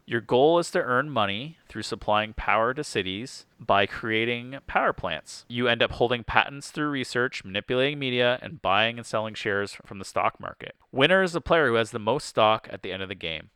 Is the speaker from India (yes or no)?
no; Canada; being Canadian